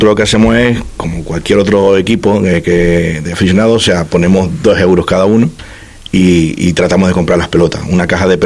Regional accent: Venezuela; Yo soy hijo de, españoles, pero soy venezolano.

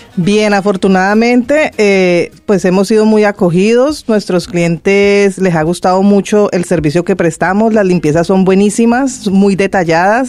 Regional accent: Colombia; moved away as an adult; now in Fuerteventura, Spain; Yo soy de Colombia.

